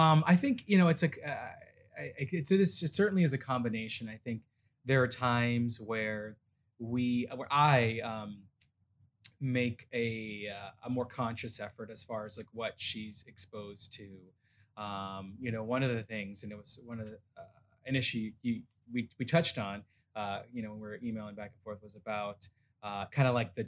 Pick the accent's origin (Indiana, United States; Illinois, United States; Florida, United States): Florida, United States; Miami; I grew up in Miami, which is like similar to New York, is everyone is from everywhere.